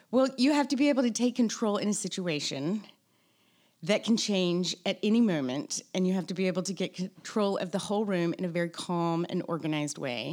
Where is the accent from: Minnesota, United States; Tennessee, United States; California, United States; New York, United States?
Tennessee, United States; moved away as an adult; also born or lived in Mississippi; now in Charleston, United States; I was born in Mississippi, I grew up in Tennessee